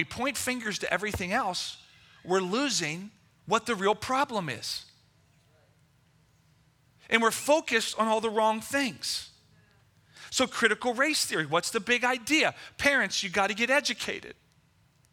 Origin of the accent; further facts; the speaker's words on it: Level Green, Pennsylvania, United States; also born or lived in Lower Hill District, Pittsburgh; I grew up in Level Green. In Penn Trafford High School at that time